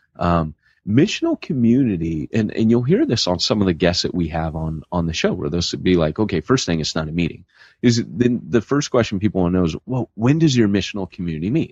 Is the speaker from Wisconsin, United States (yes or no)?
no; Huntington Beach, California, United States; My hometown is Huntington Beach, California